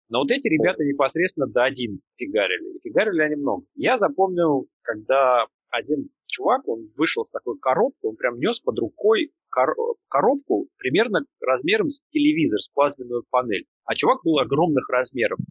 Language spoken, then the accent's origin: Russian; Russia; Я из России, мне хамили все детство